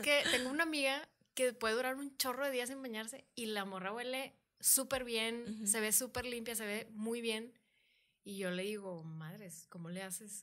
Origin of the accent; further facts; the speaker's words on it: Monterrey, Nuevo León, Mexico; soy una mujer regia